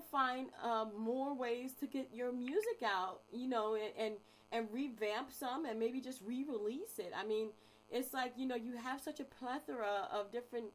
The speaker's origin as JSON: {"language": "English", "town": "Chicago", "region": "Illinois", "country": "United States", "said": "I'm from Chicago"}